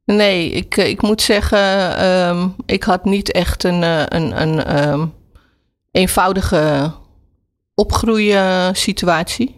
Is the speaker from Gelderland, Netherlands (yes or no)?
no; Amsterdam, North Holland, Netherlands; Ik ben opgegroeid in Slotenvaart, Amsterdam Slotenvaart